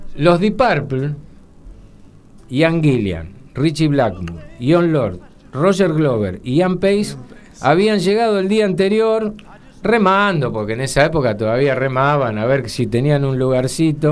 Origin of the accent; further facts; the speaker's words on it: Argentina; nosotros los argentinos